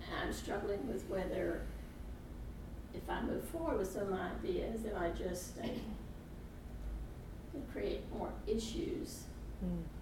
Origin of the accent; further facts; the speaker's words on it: Mobile, Alabama, United States; I'm from Mobile, Alabama. I that's where I live now.